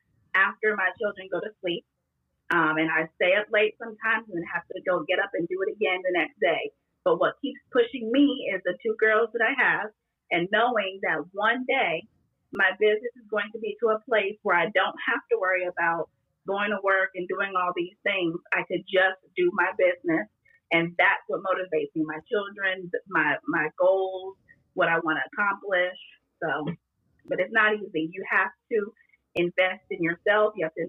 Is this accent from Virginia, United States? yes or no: no; Miami, Florida, United States; moved away; I was born in Miami, so I have a very Latin Caribbean type of flair